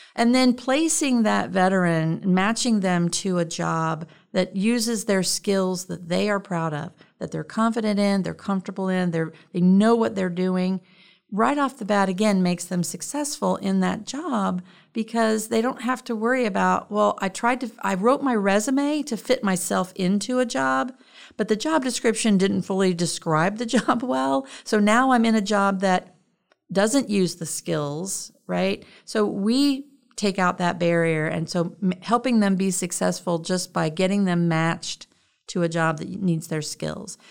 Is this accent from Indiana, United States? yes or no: yes; Richmond, Indiana, United States; moved away as an adult; I grew up in Richmond, Indiana, um, and I lived there until I, um, graduated high school and went in the Navy